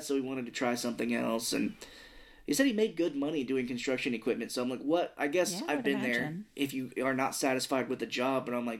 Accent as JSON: {"language": "English", "region": "Missouri", "country": "United States", "said": "We're hicks from Missouri."}